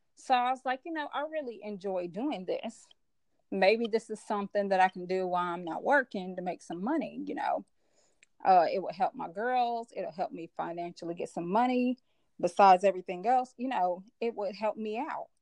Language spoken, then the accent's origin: English; Memphis, Tennessee, United States; also born or lived in Chicago, Illinois; now in Nashville, United States; i'm actually born and born in chicago illinois i was raised in memphis tennessee and I currently live in Nashville, Tennessee